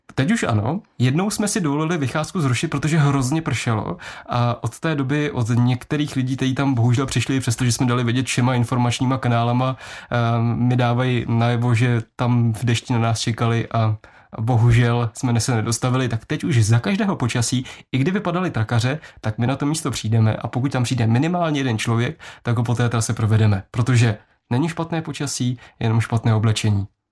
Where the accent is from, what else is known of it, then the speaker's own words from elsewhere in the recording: Město Touškov, Plzeň Region, Czechia; moved away as an adult; now in Plzeň, Czechia; já pocházím, já mu říkám malého českého Krumlova, což je samozřejmě legrace z města Touškova, to je asi 10 kilometrů od Plzně a v Plzni žiju teďka zhruba 10 let